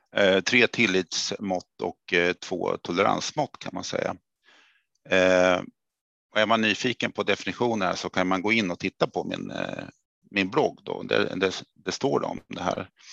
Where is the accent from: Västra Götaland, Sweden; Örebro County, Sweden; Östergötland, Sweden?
Örebro County, Sweden; Örebro; accent: Närke; moved away; Det kanske hörs att jag kom från Närke. Jag är född i Örebro då